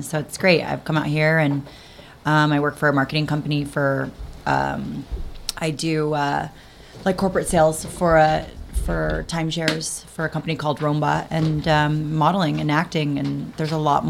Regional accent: Denver, Colorado, United States; born or raised there; moved away as an adult; also born or lived in Las Vegas

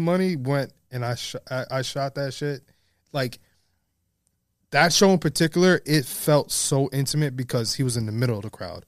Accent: New York City, New York, United States; I was born and raised in the Bronx

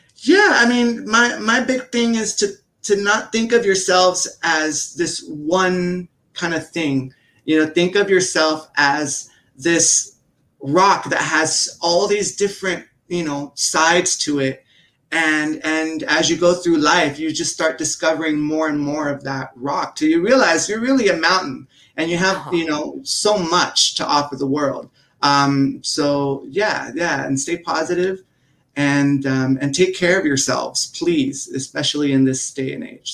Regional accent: United States; being American

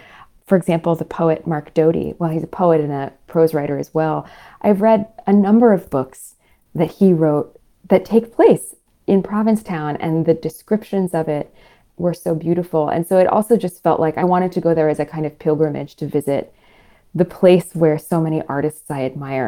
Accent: Paris, Île-de-France, France; born there; I was born in Paris, and I always love going back there because I think that's such a beautiful city.

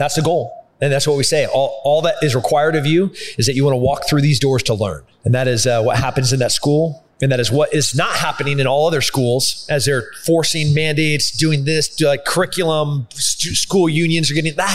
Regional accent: Texas, United States; so as a Texan, you know, as as a Green Beret, as a fighter

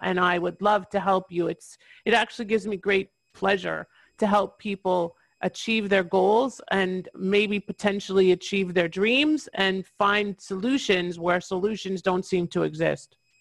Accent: Toronto, Ontario, Canada; moved away; I'm originally from Toronto, Ontario, Canada, and I'm licensed in Ontario still after all these years

